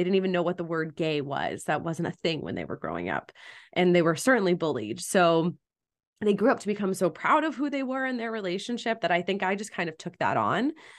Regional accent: Malibu, California, United States; now in Los Angeles, United States; I grew up in Malibu, California.

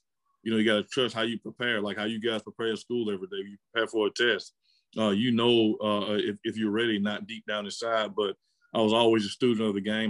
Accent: Pensacola, Florida, United States; I had a great experience growing up in Pensacola

